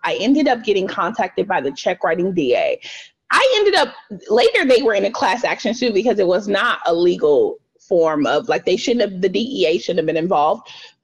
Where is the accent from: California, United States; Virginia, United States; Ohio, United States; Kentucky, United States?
California, United States; Los Angeles; I grew up in South Central too